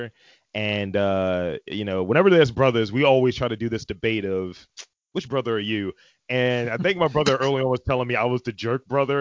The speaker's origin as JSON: {"language": "English", "town": "Baltimore", "region": "Maryland", "country": "United States", "tie": "born or raised there", "said": "born and raised Baltimore, Maryland, East Side"}